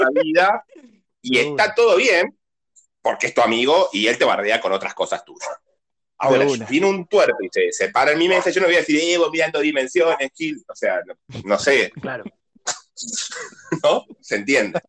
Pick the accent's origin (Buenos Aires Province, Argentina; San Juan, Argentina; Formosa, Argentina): Buenos Aires Province, Argentina; Burzaco; yo soy de Bursaco